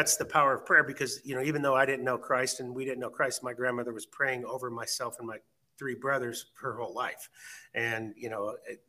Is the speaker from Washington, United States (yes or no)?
yes; Renton, Washington, United States; also born or lived in Fort Smith, Arkansas; I lived in a city, Renton, Washington, and that's where I graduated high school from, and I stayed around until I was about age 23.